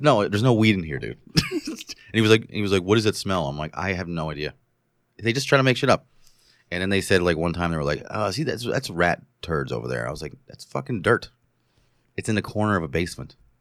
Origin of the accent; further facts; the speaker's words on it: New Paltz, New York, United States; moved away as an adult; I was living in my hometown of New Paltz